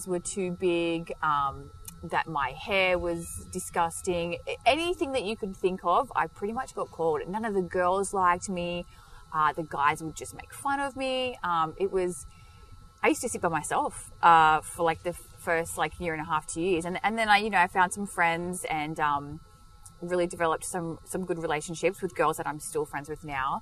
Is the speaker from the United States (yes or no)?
no; Sydney, New South Wales, Australia; born in Sydney, a little suburb called Campbelltown. So we're both from Campbelltown. It's about 40 minutes outside the city. I grew up there, been there my whole life